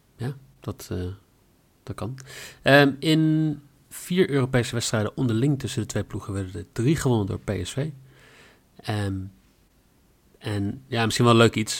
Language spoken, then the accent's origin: Dutch; Netherlands; wij zouden vanavond, eh, als Nederlanders